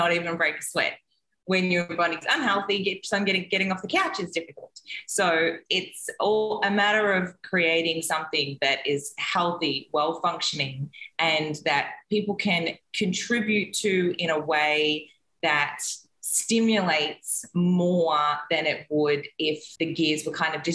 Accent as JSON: {"language": "English", "country": "Australia", "moved": "yes", "lives_now": "Mexico", "said": "I am an Australian who is currently living in Mexico"}